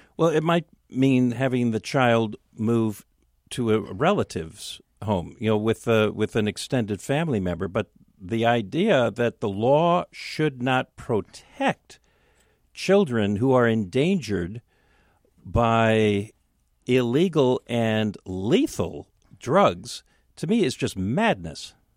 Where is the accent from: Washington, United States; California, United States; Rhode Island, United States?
Washington, United States; Seattle; so I grew up with mom in West Seattle.